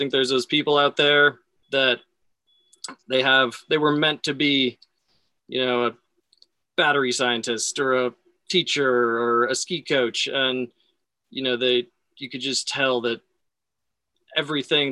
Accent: Sun Valley, Idaho, United States; moved away as an adult; also born or lived in Boulder, Colorado; I grew up in Sun Valley, Idaho

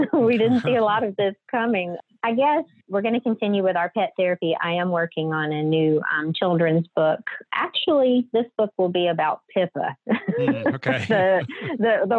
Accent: Southwest Louisiana, United States; I'm originally born and raised here in Southwest Louisiana. I live in Lake Charles

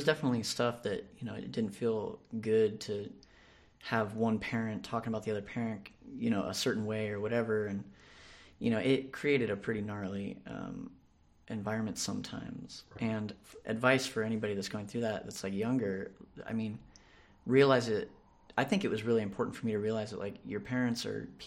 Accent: San Diego, California, United States; Grew up here in San Diego

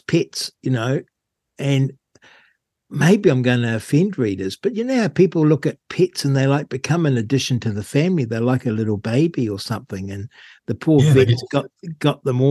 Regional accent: Rangiora, Canterbury, New Zealand; I grew up in Rangura.

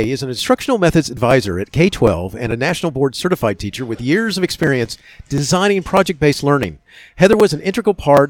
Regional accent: Florida, United States; I grew up in Florida during the early 70s

